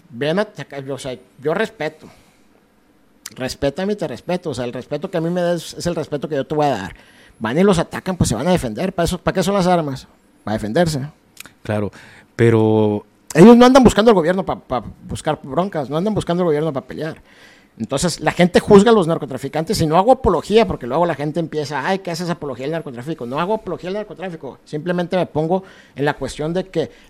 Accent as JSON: {"language": "Spanish", "country": "Mexico", "said": "Uno como mexicano es buen comerciante"}